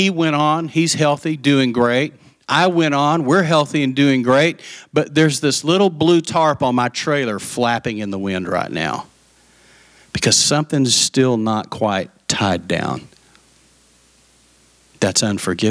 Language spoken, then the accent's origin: English; West Texas, United States; I'm from West Texas